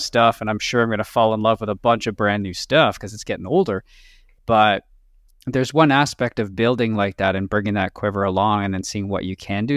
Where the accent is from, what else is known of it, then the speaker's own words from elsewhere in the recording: Canada; we're from Canada